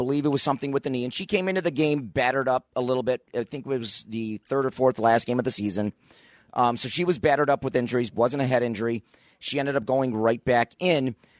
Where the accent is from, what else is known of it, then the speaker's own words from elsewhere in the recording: Niagara Falls, New York, United States; I grew up in Niagara Falls, played Niagara Falls high school soccer.